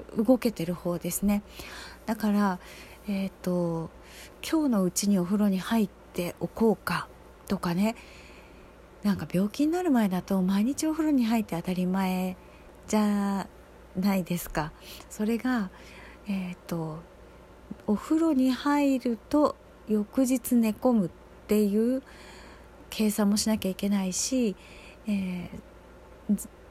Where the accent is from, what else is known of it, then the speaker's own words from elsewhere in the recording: Osaka, Japan; moved away as an adult; 私はずっとその大阪とかで育って暮らしてきた期間が長いので